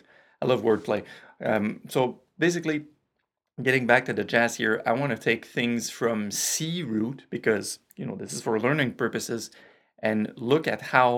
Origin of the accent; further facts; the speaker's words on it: Canada; accent: French Canadian; my French Canadian accent